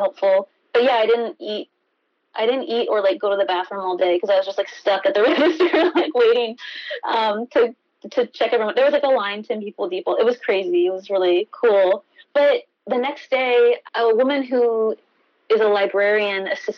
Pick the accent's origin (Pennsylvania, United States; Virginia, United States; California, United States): Virginia, United States; Alexandria; moved away as an adult; also born or lived in New York; I grew up here. I'm like coming back home